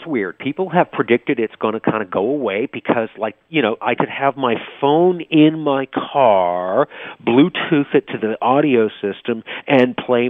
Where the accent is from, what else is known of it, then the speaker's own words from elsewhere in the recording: Vancouver, British Columbia, Canada; moved away; I grew up in Vancouver.